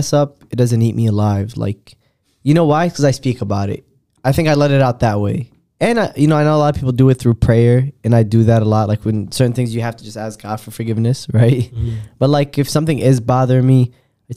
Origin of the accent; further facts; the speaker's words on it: Rockford, Illinois, United States; I grew up in Rockford